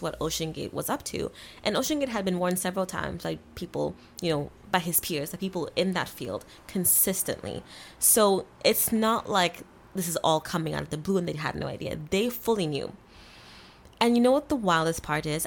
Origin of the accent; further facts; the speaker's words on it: Kenya; moved away; I grew up in Kenya